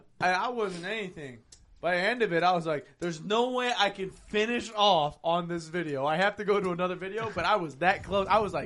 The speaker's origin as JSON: {"language": "English", "region": "Ohio", "country": "United States", "tie": "born or raised there", "said": "We're born and raised in Ohio."}